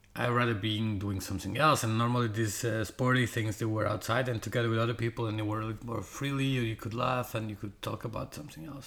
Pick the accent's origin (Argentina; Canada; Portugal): Portugal; English is a second language; now in Denmark; my English is not like perfect because I'm not from England or from the U.S. or uh, you know Australia or whatever. I am from Portugal, living in Denmark